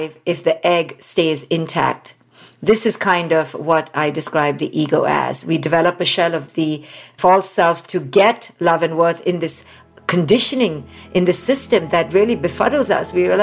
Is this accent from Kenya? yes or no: no; India; moved away; especially as an Indian woman. I was raised in India